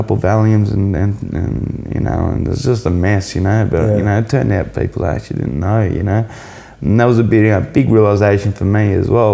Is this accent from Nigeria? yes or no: no; Melbourne, Victoria, Australia; moved away as an adult; also born or lived in Byron Bay; now in Kingscliff, Australia; I grew up in Melbourne.